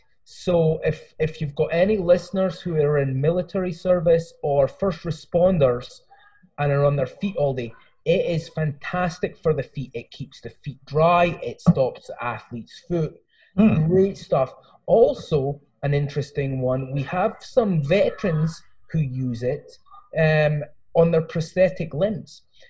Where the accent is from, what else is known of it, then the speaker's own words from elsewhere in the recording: Lochmaben, Scotland, United Kingdom; now in United States; Well, I'm originally from Scotland, but I've lived here for 22 years. So I've got a hybrid Scottish American kind of thing going on. I'm actually from a little village in the south of Scotland called Lochmaben, right next to Lockerbie.